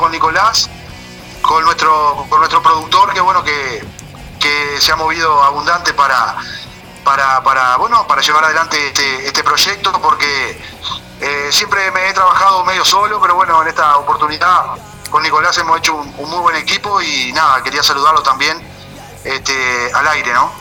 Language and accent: Spanish; Santa Rosa, Canelones, Uruguay; Yo soy de Santa Rosa, departamento de Canelones